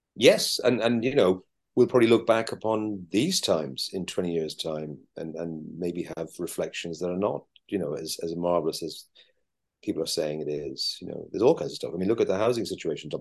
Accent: Ireland; as Irish people

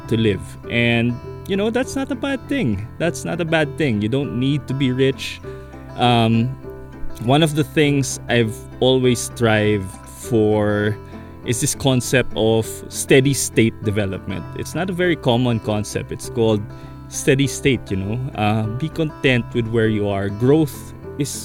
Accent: Philippines; as a Filipino who is so connected to family, as a Nigerot who is connected to community

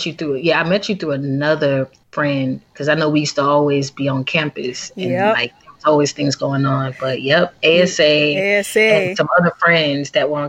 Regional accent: Atlanta, Georgia, United States; also born or lived in Texas / Washington, D.C.; then moved to Atlanta. So I've been in Atlanta since I was like 7. Oh, wow. You are an Atlanta. Yeah, I'm an Atlanta native. Yeah. I'm pretty much a Georgia peach.

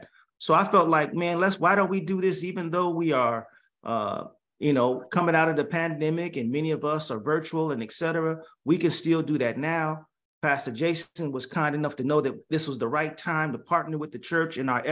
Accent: Gary, Indiana, United States; now in San Jose, United States; I grew up in Gary, Indiana at Galilee Baptist Church

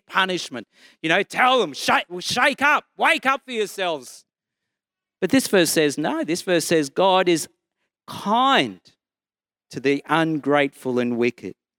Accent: Brisbane, Queensland, Australia; I'm from Brisbane and I'm a Baptist minister

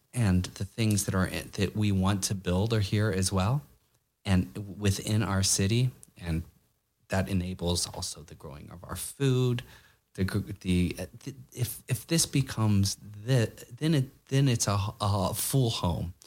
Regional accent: United States; now in New York, United States; as American

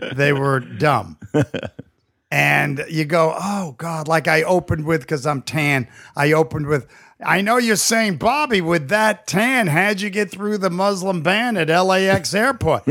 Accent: New York City, New York, United States; growing up in New York

